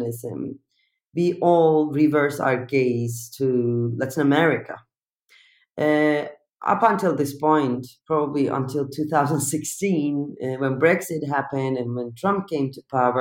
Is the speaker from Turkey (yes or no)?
yes; Turkey; English is a second language; moved away as an adult; I'm coming from Turkey